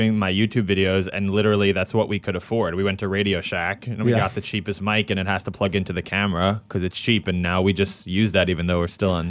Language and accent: English; New York City, New York, United States; I grew up in New York, and I, you know, went to high school in Manhattan, so I was really like a New York kid, I guess.